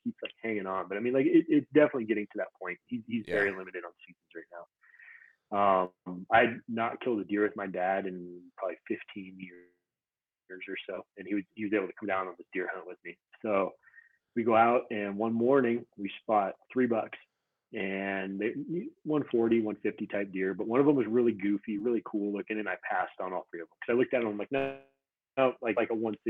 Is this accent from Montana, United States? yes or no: yes; Montana, United States; I grew up in Montana, so I don't go back to Montana a lot just because I've hunted it a bunch.